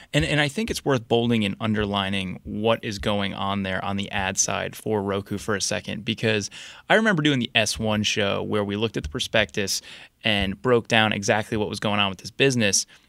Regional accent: New Jersey, United States; moved away as an adult; also born or lived in Boston; now in Washington, D.C., United States; I grew up in New Jersey, went to school in Boston, then moved down to D C.

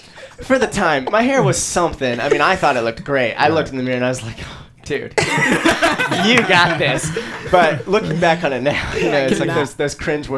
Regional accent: Georgia, United States; moved away as an adult; I'm from Georgia, originally, a small town in Georgia.

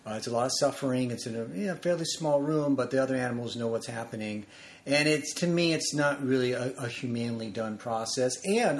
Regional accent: Los Angeles, California, United States; I grew up in Tarzana and also in the San Fernando Valley, different parts of the valley

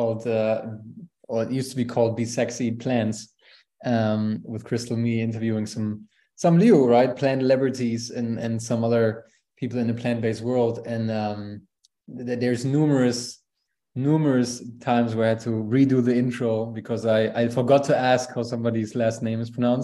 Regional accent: Aachen, North Rhine-Westphalia, Germany; English is a second language; moved away as an adult; also born or lived in Valdosta, Georgia; I grew up as the youngest of four in a small town in Germany called Aachen, close to the border to Netherlands and Belgium

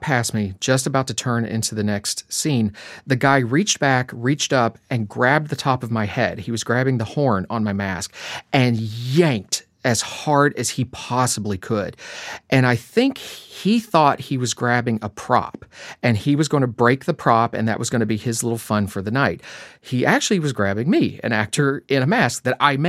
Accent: Appalachia, eastern Kentucky, United States; So I grew up in Appalachia in eastern Kentucky, right in the middle of coal country

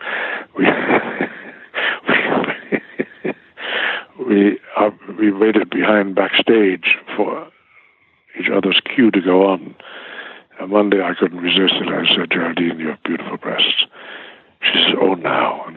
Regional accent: Bredenbeck, Schleswig-Holstein, Germany; English is a second language; now in United States; the village I'm from in Germany called Bredenbeek.

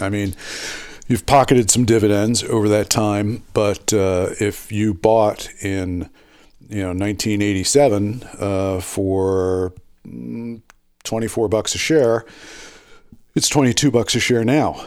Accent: Philadelphia, Pennsylvania, United States; it's my, my hometown

